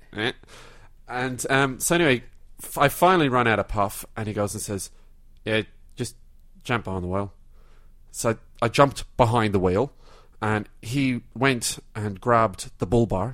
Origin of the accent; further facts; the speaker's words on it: Ireland; now in Melbourne, Australia; I'm originally from Ireland.